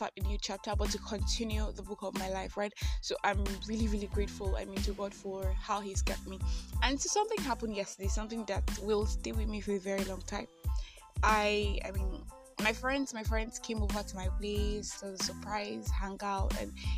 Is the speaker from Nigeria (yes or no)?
yes; Nigeria; I am that Nigerian Christian alcoholic